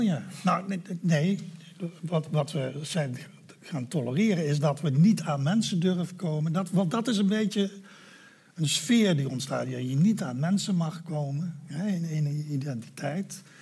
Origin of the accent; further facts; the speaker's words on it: Netherlands; als Nederlanders in een democratie discussiëren